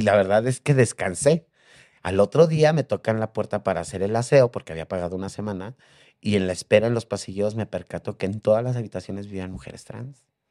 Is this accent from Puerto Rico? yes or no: no; Mexico City, Mexico; En la Ciudad de México. Yo soy de aquí de la Ciudad de México.